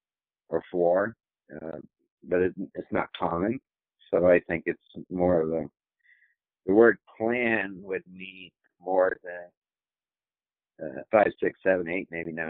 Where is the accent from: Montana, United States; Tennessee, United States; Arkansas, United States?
Tennessee, United States; I'm from Tennessee.